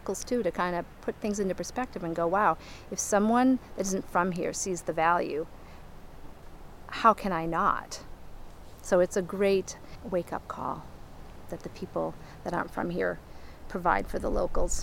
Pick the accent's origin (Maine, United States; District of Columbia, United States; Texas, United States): Maine, United States; me growing up here